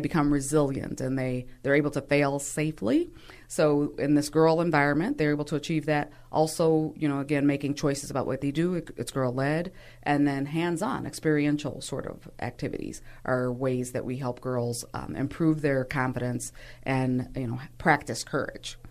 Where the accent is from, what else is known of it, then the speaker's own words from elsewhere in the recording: Milwaukee, Wisconsin, United States; I, too, born and raised in Milwaukee